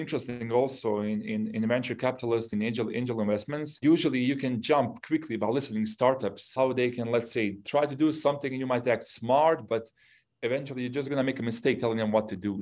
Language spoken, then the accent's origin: English; Bosnia & Herzegovina; English is a second language; moved away; also born or lived in Yugoslavia; I'm originally from Bosnia